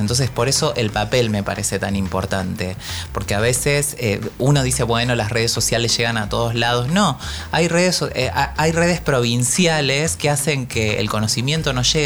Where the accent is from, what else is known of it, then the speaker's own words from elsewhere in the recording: Paraná, Entre Ríos, Argentina; moved away; dos librerías que son muy conocidas en Paraná, que es mi ciudad natal